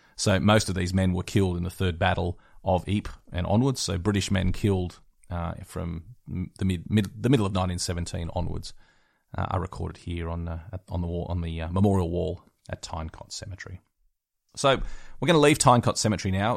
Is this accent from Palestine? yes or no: no; West Wyalong, New South Wales, Australia; my hometown in West Wyalong, New South Wales